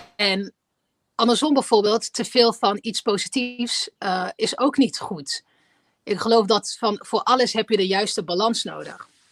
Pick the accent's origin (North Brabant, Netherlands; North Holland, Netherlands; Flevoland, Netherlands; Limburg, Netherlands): North Brabant, Netherlands; 's-Hertogenbosch; ik ben eh, in Nederland geboren, ik ben in Den Bosch geboren